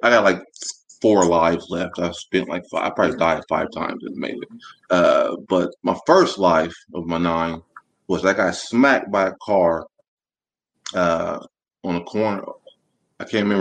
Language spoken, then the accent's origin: English; Muncie, Indiana, United States; moved away as an adult; now in Orlando, United States; I'm from the South Side, a little town called Muncie, Indiana, a little college town, about 40, 45 minutes north of Indianapolis